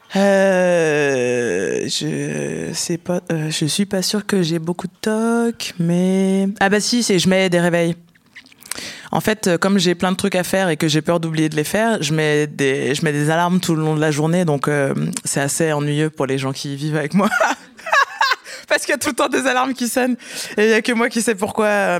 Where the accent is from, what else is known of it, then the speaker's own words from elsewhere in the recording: countryside near Lyon, Auvergne-Rhône-Alpes, France; je viens de la campagne